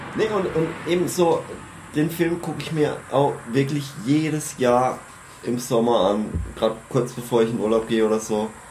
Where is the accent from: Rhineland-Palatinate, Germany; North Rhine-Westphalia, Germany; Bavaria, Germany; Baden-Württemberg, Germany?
Baden-Württemberg, Germany; Freiburg region; ich komme aus der Freiburger Region